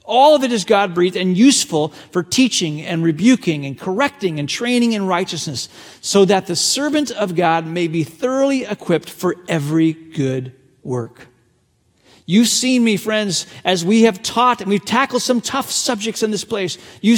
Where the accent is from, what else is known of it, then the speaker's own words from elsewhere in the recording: China; English is a second language; the way, I grew up in a part of the world where I'm very familiar with what persecution looks like. I was born in China.